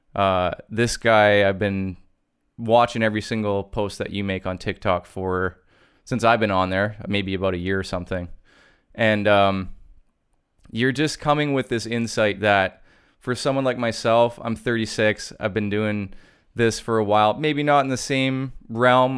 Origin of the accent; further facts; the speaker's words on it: Canada; being Canadian